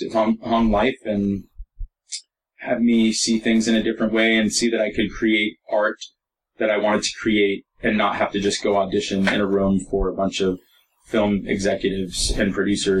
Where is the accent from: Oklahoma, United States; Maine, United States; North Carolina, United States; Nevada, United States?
Maine, United States; Portland; now in Los Angeles, United States; I grew up in Portland, Maine.